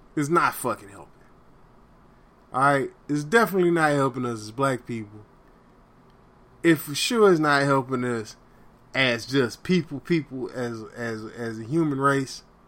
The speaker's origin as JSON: {"language": "English", "region": "the South", "country": "United States", "tie": "born or raised there", "said": "I grew up in the South"}